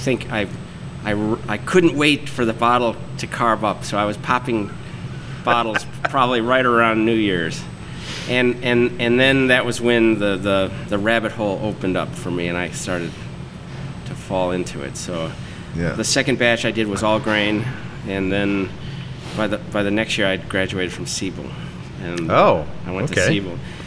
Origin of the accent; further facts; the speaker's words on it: Palatine, Illinois, United States; also born or lived in Tulsa, Oklahoma / Wisconsin; I grew up in Palatine